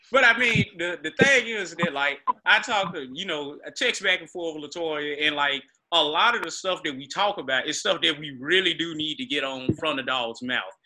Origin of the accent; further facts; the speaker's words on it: Greenville, Mississippi, United States; being a kid growing up in Greenville